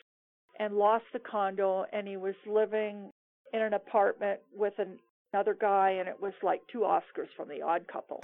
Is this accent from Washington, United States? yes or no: yes; Seattle, Washington, United States; moved away as an adult; now in Cuenca, Ecuador; I moved to Seattle, which was my hometown